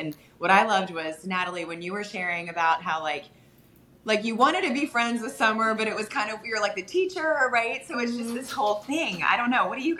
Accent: Virginia, United States; I'm from Virginia

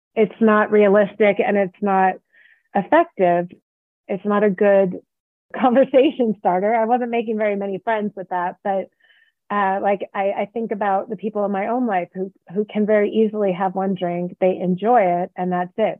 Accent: the Bay Area, California, United States; now in Reno, United States; I live in Reno, Nevada, and I grew up in the Bay Area

